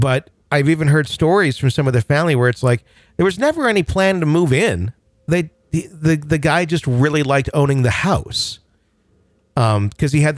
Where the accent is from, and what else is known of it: Wisconsin, United States; born or raised there